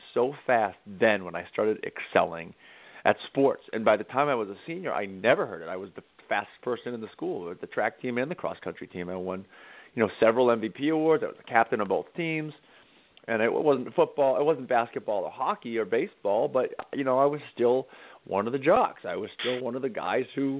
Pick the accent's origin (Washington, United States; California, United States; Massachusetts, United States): Massachusetts, United States; Cape Cod; I grew up on Cape Cod about a half hour from Provincetown